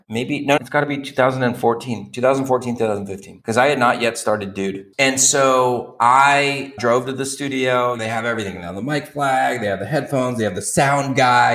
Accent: Torrance, California, United States; moved away as an adult; also born or lived in Santa Barbara / San Diego; now in Tijuana, Mexico; So I grew up in a suburb of LA called Torrance

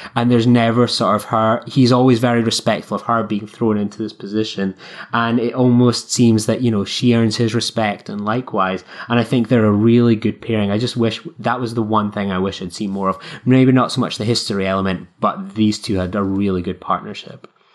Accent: Scotland, United Kingdom

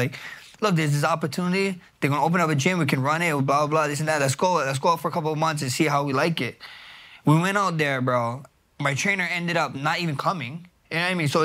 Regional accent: Hawaii, United States; I'm from Hawaii

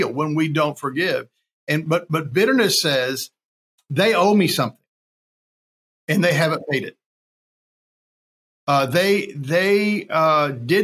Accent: Kentucky, United States; also born or lived in Texas; I was born in Texas, but I was raised in Kentucky

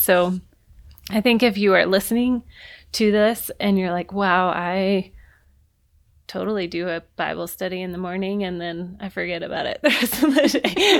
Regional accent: the South, United States; I grew up in the South

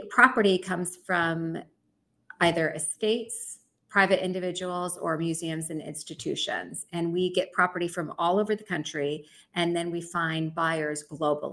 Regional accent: Chicago, Illinois, United States; moved away as an adult; also born or lived in New York; decided to move back to Chicago, where I'm originally from.

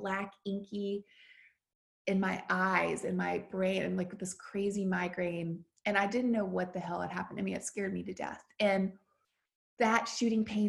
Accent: the South, United States; now in Nashville, United States; I grew up in the South

